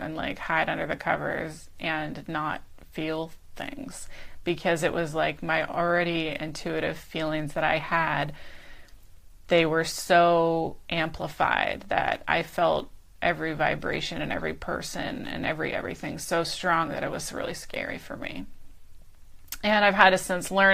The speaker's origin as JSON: {"language": "English", "region": "Pennsylvania", "country": "United States", "tie": "born or raised there", "moved": "as an adult", "lives_now": "Aptos, United States", "said": "my hometown in Pennsylvania"}